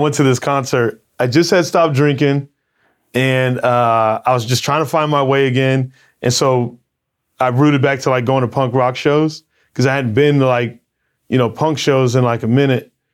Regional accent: Arizona, United States; growing up in Arizona

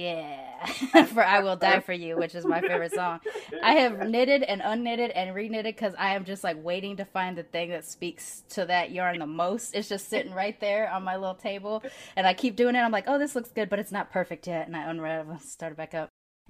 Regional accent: Long Beach, California, United States; also born or lived in East Coast; I grew up in the hood, border of Long Beach and Compton, and I looked closer to the Puerto Ricans than anybody else that I went to school with because I'm yellow with black features.

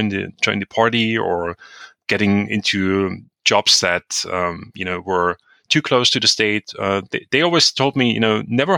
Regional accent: Chemnitz, Saxony, Germany; I was born in 1970 in Karl-Marx-Stadt, which is now called Chemnitz, but during the years it was Karl-Marx-Stadt after the famous philosopher. And I grew up having a probably typical East German childhood.

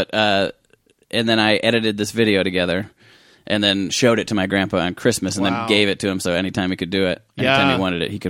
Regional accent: Midwest, United States; I'm from the Midwest.

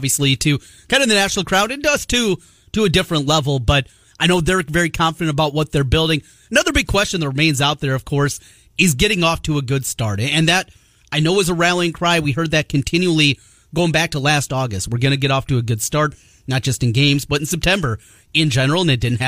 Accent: North Iowa, United States; up near my hometown up in North Iowa

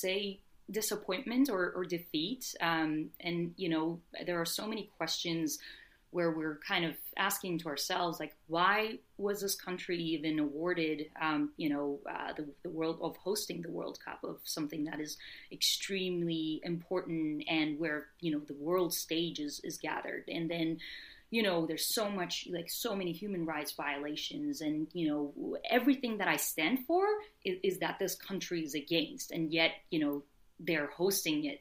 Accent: Turkey; also born or lived in Philadelphia; now in New York, United States; I was born and raised in Turkey

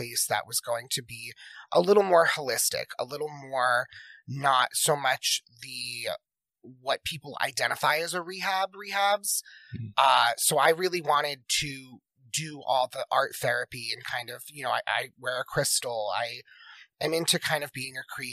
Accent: Jersey Shore, New Jersey, United States; moved away as an adult; also born or lived in Philadelphia, United States; I'm from the Jersey Shore

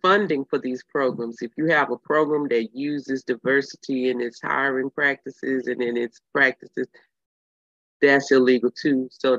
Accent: Texas, United States; I'm from Texas.

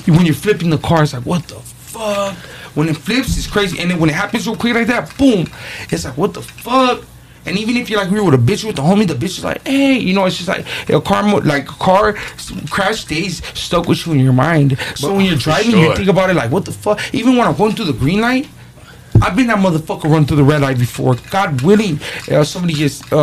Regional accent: Baldwin Park, California, United States; I grew up in Baldwin Park with my grandpa and my grandma.

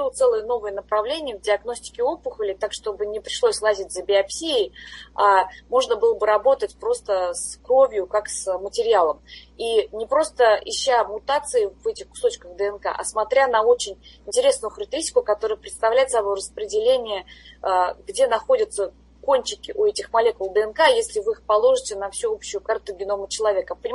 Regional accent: Russia; moved away as an adult; когда я приехала из России сюда, вот как раз на должность профессора, тогда еще ассист профессора, а, я никогда не разрывала так особо связи с Россией

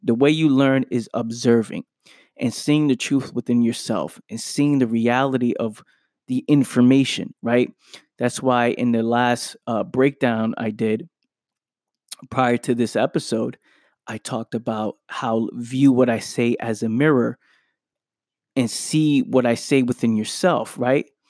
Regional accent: New York City, New York, United States; as a kid growing up in the Bronx

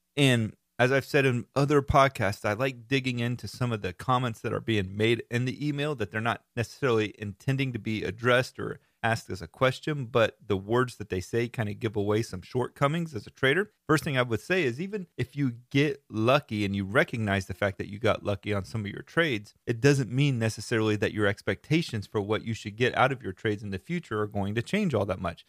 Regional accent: Florida, United States; I am from Florida and live in Florida.

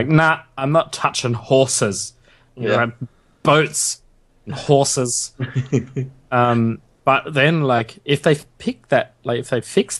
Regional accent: Australia; I'm Australian

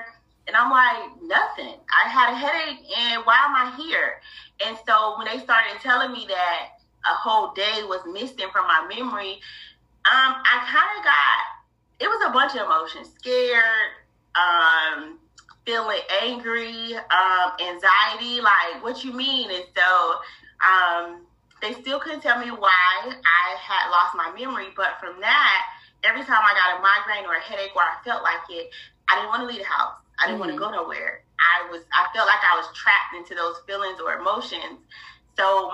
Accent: Fort Lauderdale, Florida, United States; now in Jacksonville, United States; I'm born and raised in Fort Lauderdale, Florida. I now reside in Jacksonville

